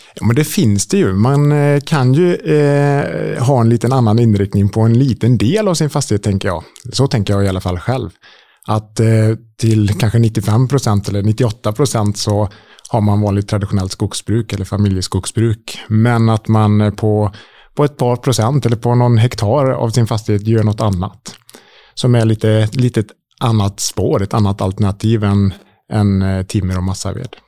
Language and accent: Swedish; Borås, Västra Götaland, Sweden; Jag eh, är eh, född och uppvuxen utanför Borås